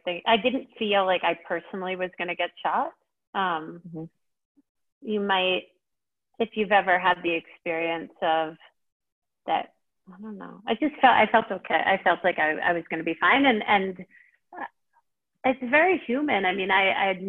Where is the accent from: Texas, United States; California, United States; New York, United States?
New York, United States; moved away as an adult; now in Nairobi, Kenya; growing up in New York